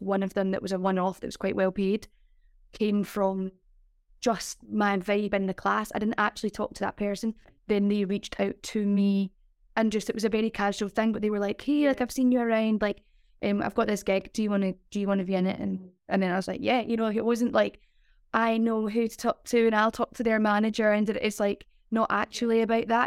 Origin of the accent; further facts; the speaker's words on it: Glasgow, Scotland, United Kingdom; moved away as an adult; also born or lived in London; I'm from Glasgow as well.